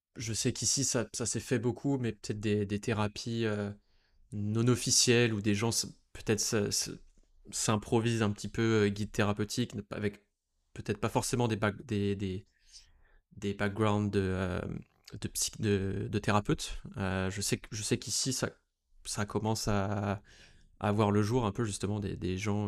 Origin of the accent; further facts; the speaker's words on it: France; en tant que Français, euh, né en France